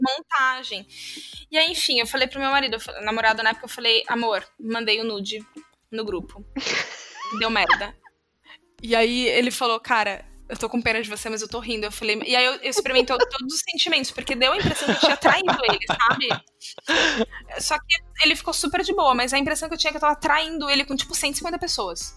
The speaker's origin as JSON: {"language": "Portuguese", "country": "Brazil", "said": "a gente é brasileiro"}